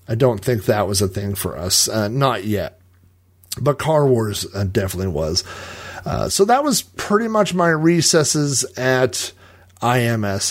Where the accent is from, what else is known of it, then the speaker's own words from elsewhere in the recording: Yukon, Oklahoma, United States; I lived in Yukon. I grew up in Yukon and, and I moved away and then I came back